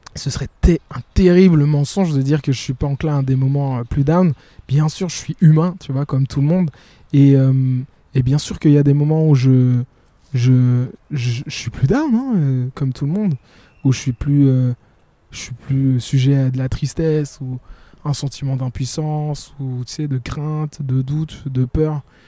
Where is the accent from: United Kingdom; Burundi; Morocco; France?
Burundi; now in Brussels, Belgium; je suis burundais de nature et on est toujours très euh, pudique